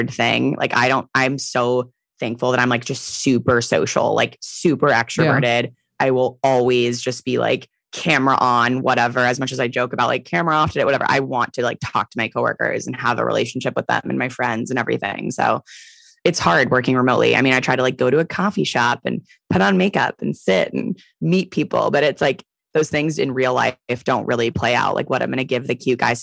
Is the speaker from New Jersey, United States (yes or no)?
no; San Francisco, California, United States; I'm from San Francisco, so I have a ton of friends here